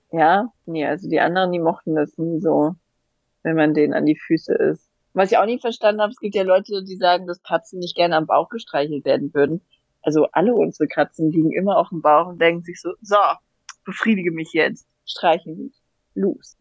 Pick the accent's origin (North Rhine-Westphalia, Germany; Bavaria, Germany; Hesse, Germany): Hesse, Germany; Hanau; ich bin ja bei Hanau aufgewachsen